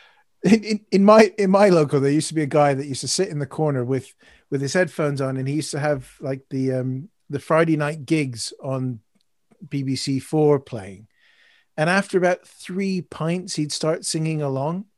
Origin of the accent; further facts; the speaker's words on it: Canada; now in United Kingdom; as a Canadian, Guy Fawkes Night's always been a bit strange for me.